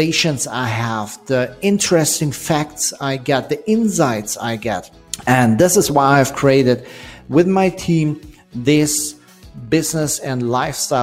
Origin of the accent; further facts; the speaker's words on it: Germany; I'm an entrepreneur from Germany